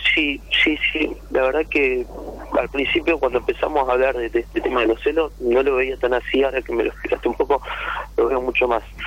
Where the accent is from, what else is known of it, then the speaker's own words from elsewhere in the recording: Rosario, Santa Fe, Argentina; Yo soy de Rosario